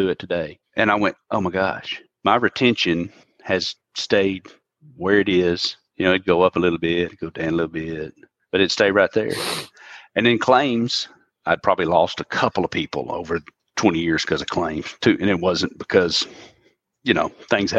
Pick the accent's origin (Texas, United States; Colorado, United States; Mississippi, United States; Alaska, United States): Mississippi, United States; I'm from Mississippi.